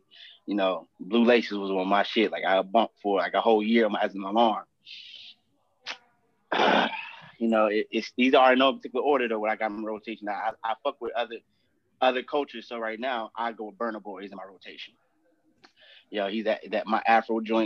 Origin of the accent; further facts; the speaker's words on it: New York, United States; moved away; I'm from New York originally